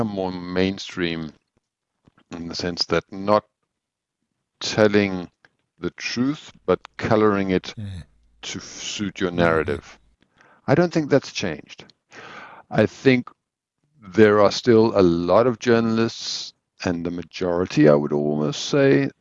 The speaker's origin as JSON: {"language": "English", "country": "South Africa", "tie": "born or raised there", "also_born_or_lived": "Mauritius / Swaziland", "moved": "yes", "said": "I grew up in South Africa. Or a lot of my youth. I was always in Mauritius and Swaziland."}